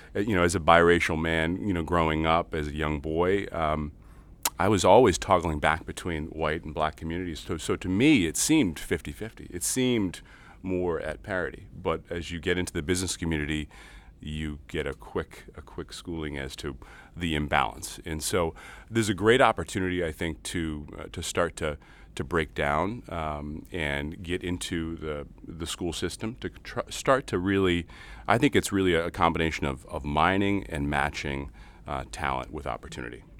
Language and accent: English; Lynn, Massachusetts, United States; now in Lynnfield, United States; I hail from Lynn, Massachusetts, uh, so Lynn native, uh, up on the North Shore in Linfield now.